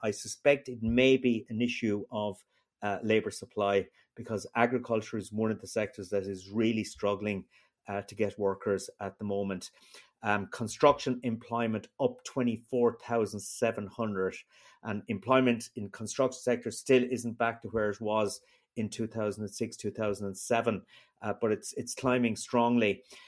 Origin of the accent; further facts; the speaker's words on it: Ireland; me as an Irish person in Brussels